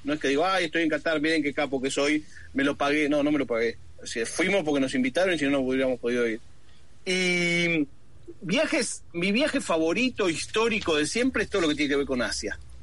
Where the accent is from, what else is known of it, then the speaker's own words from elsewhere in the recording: Buenos Aires, Argentina; yo me crié en Buenos Aires